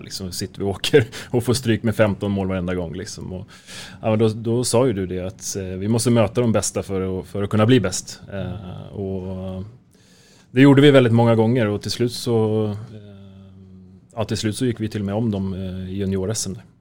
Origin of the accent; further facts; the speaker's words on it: Märsta, Stockholm County, Sweden; also born or lived in Helsingborg; jag är född och uppväxt i, i Märsta.